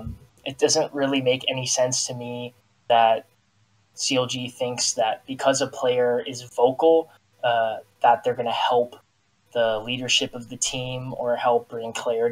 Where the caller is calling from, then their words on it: Sacramento, California, United States; Sacramento, California.